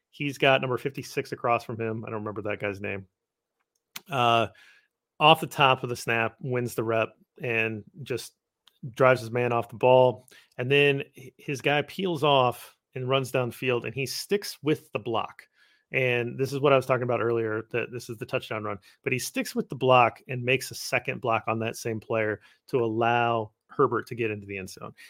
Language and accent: English; Midwest, United States; I'm a Midwesterner